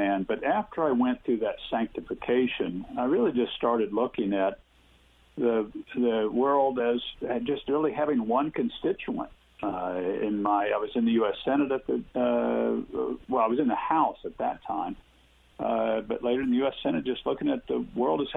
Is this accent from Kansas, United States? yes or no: yes; Parker, Kansas, United States; I grew up in the Methodist Church, which was the only church that we had in our small town of Parker, Kansas, 250 people. I lived a mile and a half out of town on a farm.